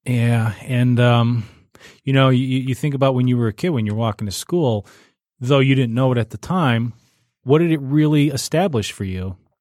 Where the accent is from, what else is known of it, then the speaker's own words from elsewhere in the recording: Warren, United States; where I grew up in Warren, uh, m, my elementary school was contained within my subdivision